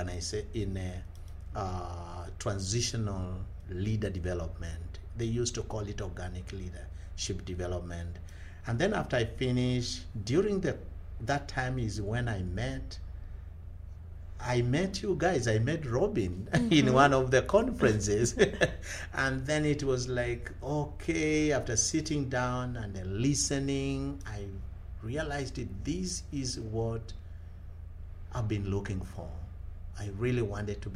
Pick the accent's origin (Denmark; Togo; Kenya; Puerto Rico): Kenya; I come from Kenya. I grew up in the village, in one of the remotest parts of my country, Kenya